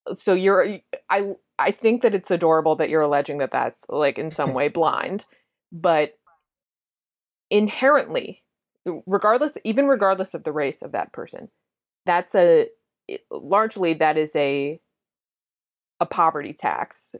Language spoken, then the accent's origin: English; Massachusetts, United States; I'm from Massachusetts.